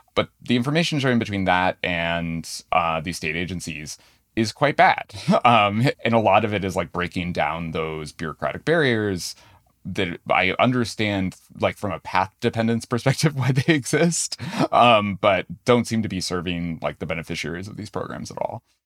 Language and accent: English; New Hampshire, United States; moved away; I grew up in New Hampshire.